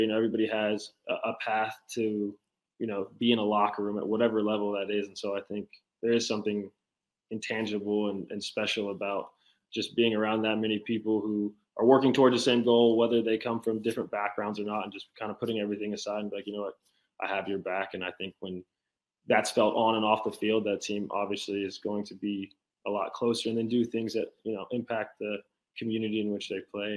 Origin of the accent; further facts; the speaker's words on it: Charlotte, North Carolina, United States; I grew up very humbly in Charlotte, North Carolina.